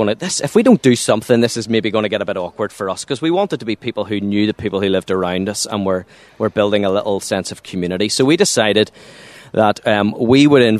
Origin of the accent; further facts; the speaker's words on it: Waringstown, Northern Ireland, United Kingdom; also born or lived in Monkstown; I'm from a little place called Waringstown. It's just outside Lurgan, between Lurgan and Banbridge.